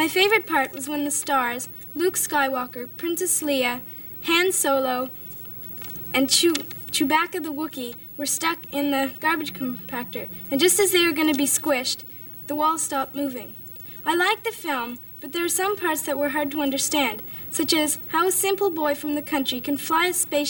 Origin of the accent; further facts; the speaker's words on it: Toronto, Ontario, Canada; from Toronto, and that's entertainment.